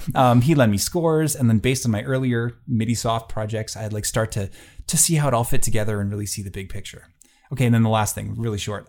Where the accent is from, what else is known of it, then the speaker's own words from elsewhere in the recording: Gimli, Manitoba, Canada; now in Selkirk, Canada; I grew up in Gimli, Manitoba. That's a small fishing and tourist town on Lake Winnipeg.